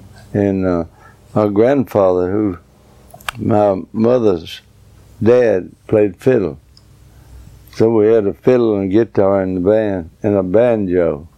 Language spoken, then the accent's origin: English; Mount Juliet, Tennessee, United States; I was born in Mount Juliet, Tennessee, about 15 miles from Nashville. Born right on, lived in a big old log house.